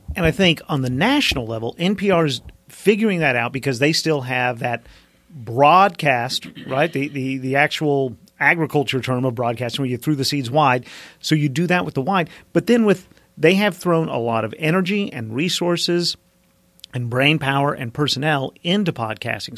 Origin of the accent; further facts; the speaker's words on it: Mountain Home, Arkansas, United States; accent: southern; I grew up in the South